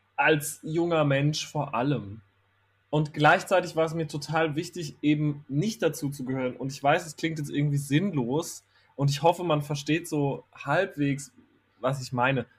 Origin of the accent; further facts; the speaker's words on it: Herxheim bei Landau, Rhineland-Palatinate, Germany; moved away as an adult; also born or lived in Kandel; ich bin in Kandel geboren, weil in Herxheim bei Landau in der Pfalz, wo ich aufgewachsen Ach. bin, gibt es kein Krankenhaus.